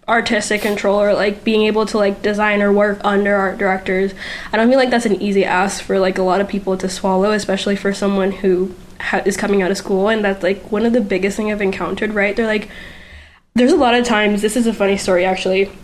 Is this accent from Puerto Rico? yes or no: yes; Puerto Rico; first language Spanish; English is a second language; moved away as an adult; now in Florida, United States; I am from Puerto Rico. Like, my first language is Spanish. My second language is English. And I lived here there for, like, I want to say, like, 19, 20 years of my life.